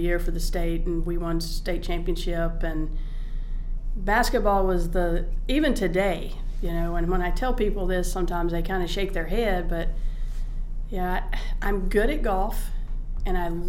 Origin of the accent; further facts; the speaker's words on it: Nichols, South Carolina, United States; I started out in South Carolina. I grew up in Nichols, South Carolina.